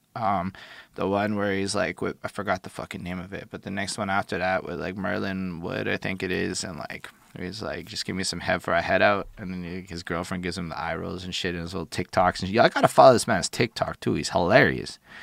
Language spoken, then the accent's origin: English; Montreal, Quebec, Canada; I'm from Montreal